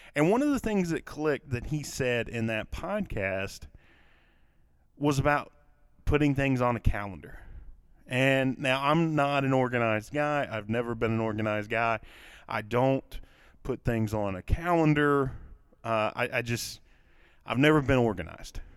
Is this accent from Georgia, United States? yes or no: no; Kentucky, United States; accent: southern; I'm from Kentucky, for those of you that do not know or, or couldn't tell from my accent, that I, I live in a, in a southern state